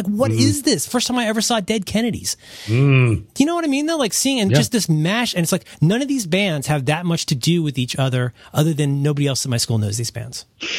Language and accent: English; United States; as an American